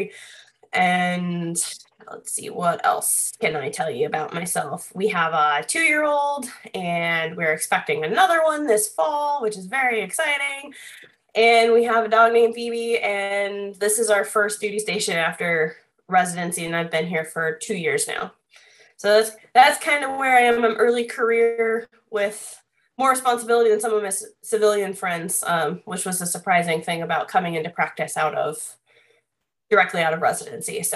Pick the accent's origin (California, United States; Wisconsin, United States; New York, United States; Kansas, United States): Wisconsin, United States; moved away as an adult; also born or lived in Des Moines, Iowa / Washington, D.C. area; now in San Antonio, United States; I'm originally from Wisconsin